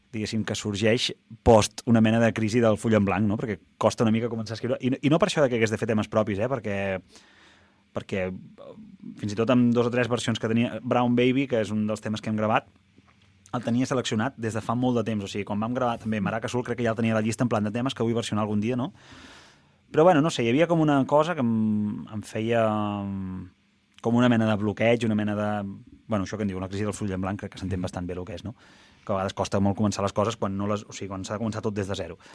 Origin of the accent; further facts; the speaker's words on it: La Bisbal d'Empordà, Catalonia, Spain; la Bisbal, que és el meu, el meu poble, diguéssim, i... Bueno, diguéssim, no, és el meu poble.